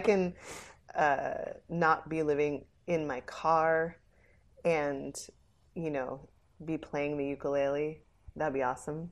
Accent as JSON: {"language": "English", "region": "New Jersey", "country": "United States", "tie": "born or raised there", "said": "I was born in Jersey"}